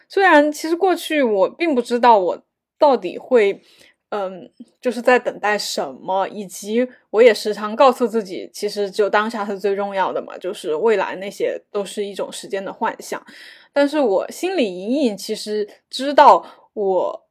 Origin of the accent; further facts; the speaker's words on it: China; 作为一个，嗯，嗯，中国，就是这种亚洲小孩儿吧